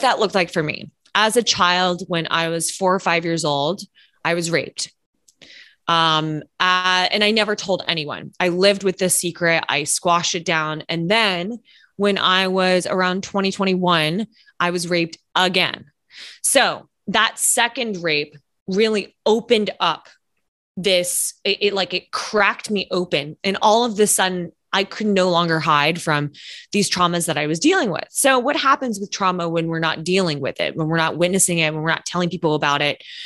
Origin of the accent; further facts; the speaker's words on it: Lexington, Kentucky, United States; now in New York City, United States; I'm originally from Lexington, Kentucky